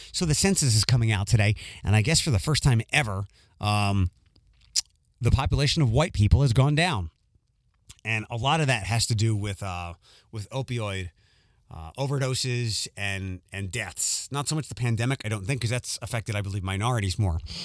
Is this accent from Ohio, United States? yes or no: no; Philadelphia, Pennsylvania, United States; moved away; where I grew up in Philadelphia